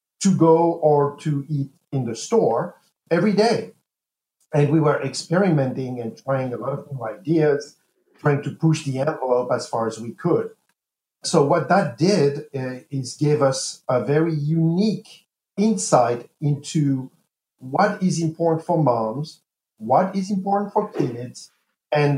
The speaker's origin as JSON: {"language": "English", "town": "Paris", "region": "Île-de-France", "country": "France", "tie": "born or raised there", "moved": "as an adult", "lives_now": "United States", "said": "I was born east of Brooklyn, actually so east that it's actually in Paris, France"}